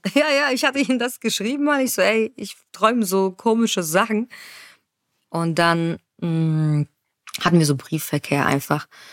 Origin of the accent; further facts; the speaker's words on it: Frankfurt, Hesse, Germany; ich komme aus Frankfurt